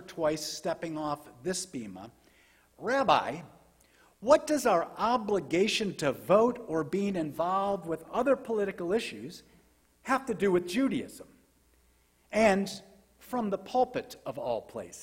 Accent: United States; as American Jews

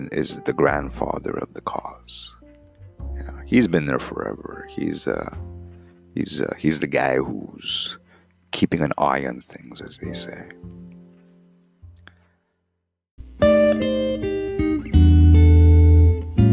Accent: Montreal, Quebec, Canada; Growing up in Montreal, in the late 70s

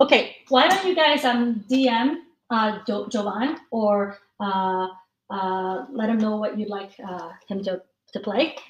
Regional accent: United States; moved away as an adult; now in Hong Kong; born and raised in the U.S.

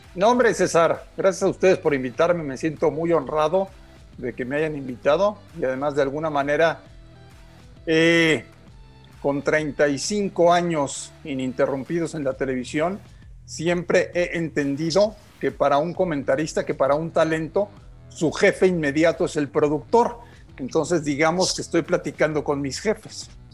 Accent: Mexico City, Mexico; yo nací en la Ciudad de México hace 48 años

